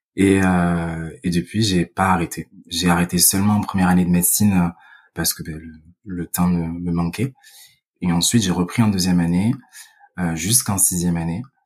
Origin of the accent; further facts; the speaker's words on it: Vitrolles, Provence-Alpes-Côte d'Azur, France; accent: southern French; moved away as an adult; now in Paris, France; je suppose que ça s'entend, mais je suis originaire du sud de la France, euh, plus exactement Vitrolles